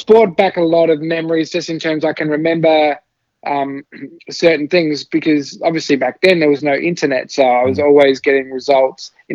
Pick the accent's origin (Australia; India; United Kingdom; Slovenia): Australia; Adelaide, South Australia; also born or lived in Southeast Asia; I moved with my family to Australia when I was about 5 and a half.